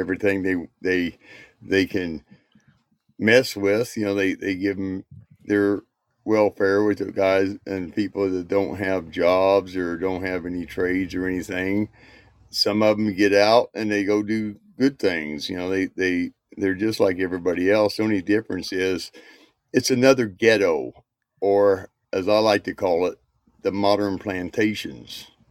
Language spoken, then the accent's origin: English; Indiana, United States; I was raised in Indiana